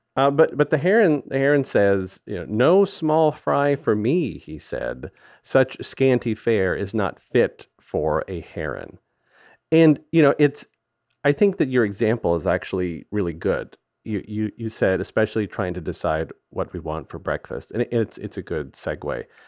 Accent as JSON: {"language": "English", "area": "Gulf Coast", "region": "Texas", "country": "United States", "tie": "born or raised there", "said": "growing up on the Gulf Coast"}